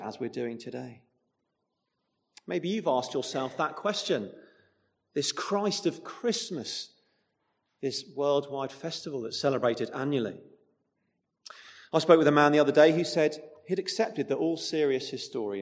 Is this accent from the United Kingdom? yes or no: yes; United Kingdom; now in Chesham, United Kingdom; we're British